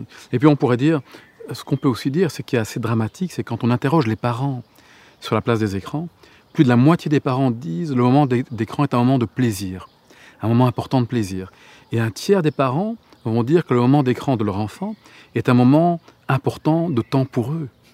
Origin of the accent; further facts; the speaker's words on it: Gorges du Verdon, Provence-Alpes-Côte d'Azur, France; là où j'ai grandi, dans les, dans les gorges du Verdon